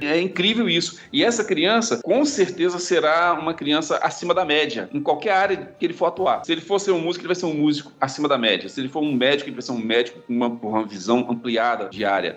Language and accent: Portuguese; Paraná, Brazil; moved away; also born or lived in Espírito Santo; eu sou paranaense